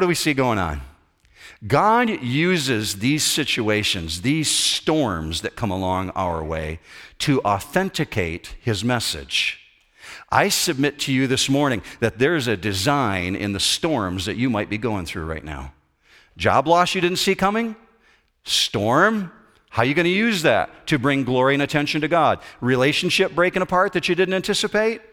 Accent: United States; just being an American guy

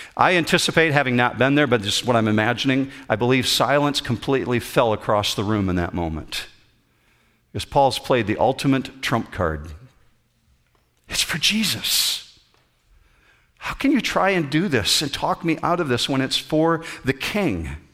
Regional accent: Whitehall, Michigan, United States; I grew up in Whitehall, Michigan, just north of Muskegon, Michigan.

